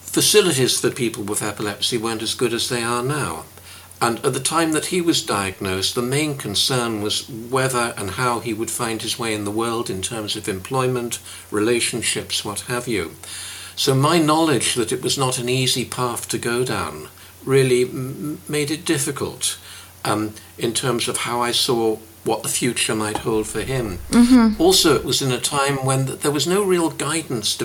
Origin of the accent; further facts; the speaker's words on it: Reading, South East England, United Kingdom; moved away as an adult; now in Glasgow, United Kingdom; I come from Reading, and I've lived in Glasgow for best part of 40 years